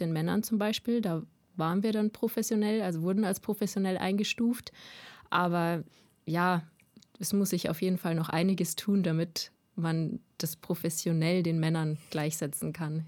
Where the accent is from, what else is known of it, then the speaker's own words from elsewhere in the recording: Landshut, Bavaria, Germany; also born or lived in Munich, Germany; ich bin 23 Jahre alt, komme aus Landshut